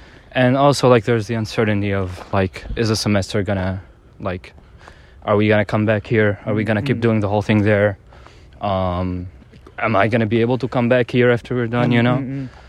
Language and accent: English; Tunisia; moved away as an adult; class of 23 from the motherland, Tunisia.